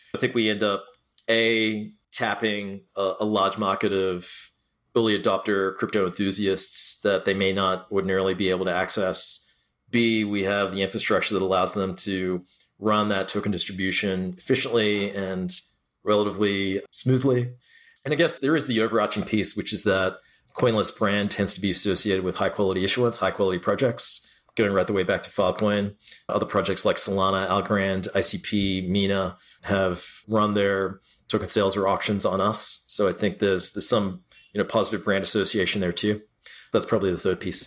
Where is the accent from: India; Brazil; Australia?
Australia; moved away; I grew up in Australia